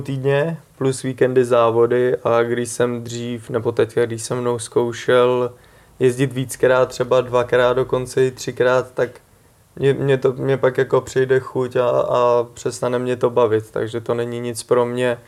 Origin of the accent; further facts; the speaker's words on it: Prague, Czechia; i když jsem z Prahy, jsem Pražák